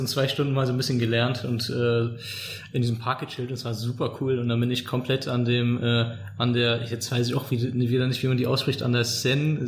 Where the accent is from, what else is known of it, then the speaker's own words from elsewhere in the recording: Cologne, North Rhine-Westphalia, Germany; ich als als Kölner